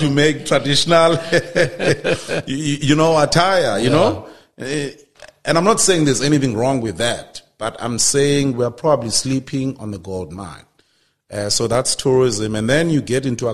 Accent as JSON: {"language": "English", "area": "Transkei", "region": "Eastern Cape", "country": "South Africa", "tie": "born or raised there", "said": "I remember growing up in the Transkei because that's where I'm from."}